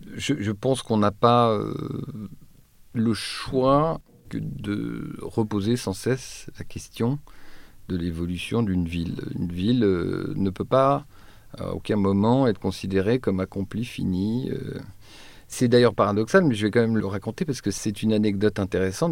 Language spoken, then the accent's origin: French; Troyes, Grand Est, France; moved away; je suis originaire de Troyes